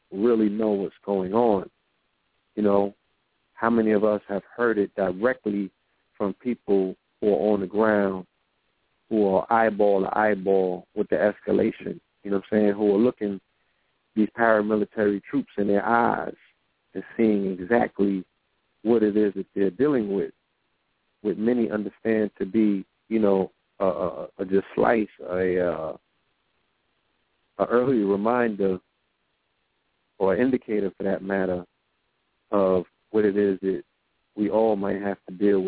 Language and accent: English; New York, United States; I'm from New York.